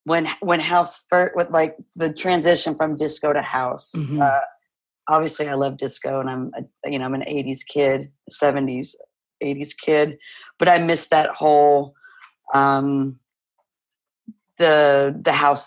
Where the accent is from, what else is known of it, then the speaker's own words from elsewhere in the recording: Midwest, United States; So I'm a Midwesterner, and my parents were young